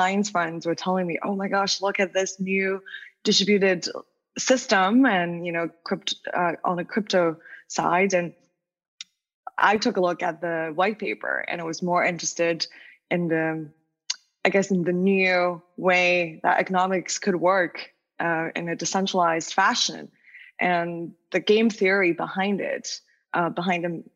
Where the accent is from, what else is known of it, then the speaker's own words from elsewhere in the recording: Wuhan, Hubei, China; English is a second language; moved away as an adult; also born or lived in New York, United States; I was born and raised in China, then went to the States for college